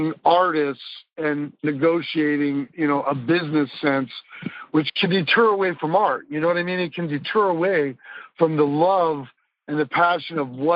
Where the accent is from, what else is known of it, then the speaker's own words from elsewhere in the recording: Des Moines, Iowa, United States; I was born and raised in Des Moines, Iowa